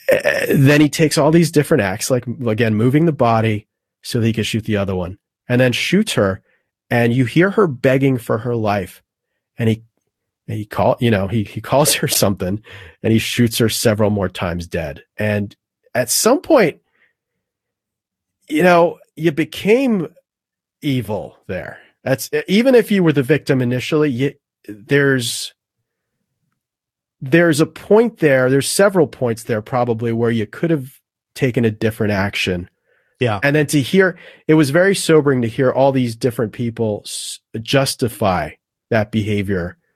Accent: South Florida, United States; I grew up in South Florida.

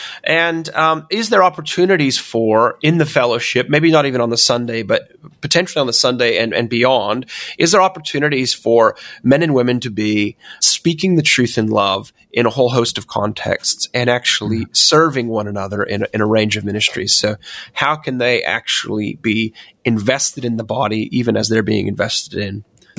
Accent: United States; And obviously, I'm originally American myself, so I'm very confused nowadays, Jonathan.

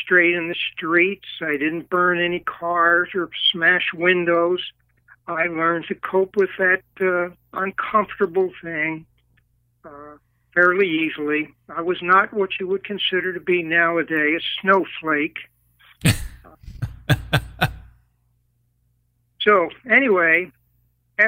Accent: Philadelphia, Pennsylvania, United States; I grew up in Philadelphia, Pennsylvania

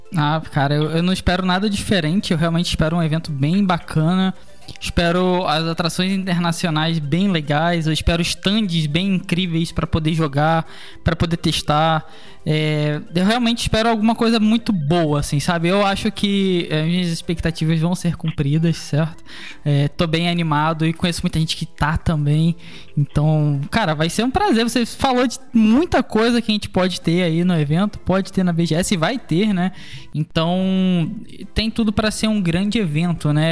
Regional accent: Cabo Frio, Rio de Janeiro, Brazil; moved away as an adult; now in Rio de Janeiro, Brazil; eu sou de Cabo Frio

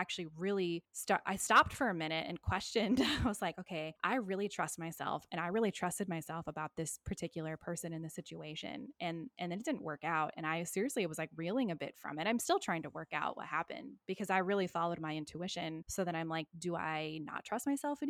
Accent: United States; now in Australia; I am still an American after all.

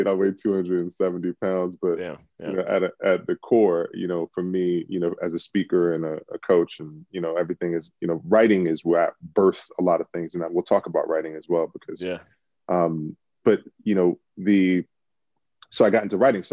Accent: Washington, District of Columbia, United States; moved away as an adult; now in Los Angeles, United States; I'm originally from Washington D.C. Grew up in D.C.

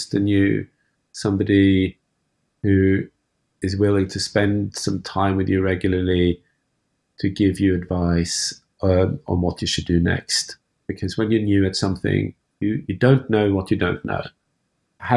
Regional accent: Norway; moved away; also born or lived in France; I'm from Norway originally.

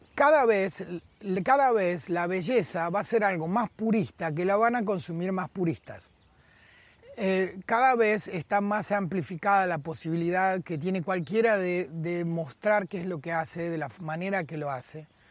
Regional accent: Buenos Aires, Argentina; moved away as an adult; also born or lived in Avellaneda / Vicente López / Madrid; nací y me crié en la capital federal. Y conozco, eh, eh, nací y me crié en Buenos Aires

